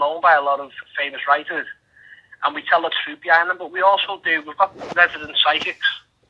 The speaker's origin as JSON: {"language": "English", "town": "Liverpool", "region": "North West England", "country": "United Kingdom", "said": "we're only from Everton. I'm based, well, based in Liverpool, like mainly"}